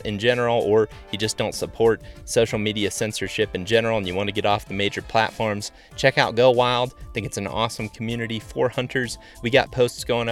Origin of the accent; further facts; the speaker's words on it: Ohio, United States; moved away as an adult; also born or lived in Iowa; now in Colorado, United States; I grew up in Ohio, as well as Grant